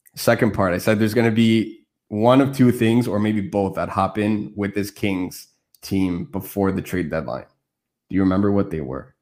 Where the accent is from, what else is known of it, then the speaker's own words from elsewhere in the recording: Montreal, Quebec, Canada; I speak French. I'm from Montreal.